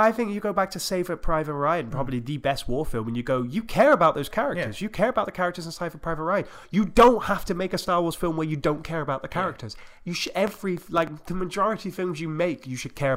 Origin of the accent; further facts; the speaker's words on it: United Kingdom; I'm British